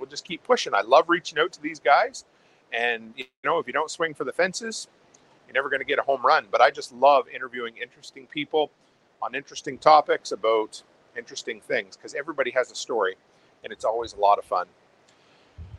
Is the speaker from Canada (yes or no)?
yes; Nova Scotia, Canada; moved away as an adult; now in Alberta, Canada; where I grew up on the East Coast, on the Atlantic Ocean